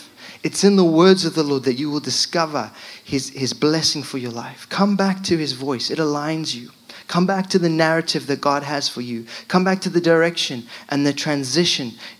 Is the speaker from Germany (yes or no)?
no; Zimbabwe; moved away as an adult; also born or lived in London; now in United Kingdom; I'm from Zimbabwe.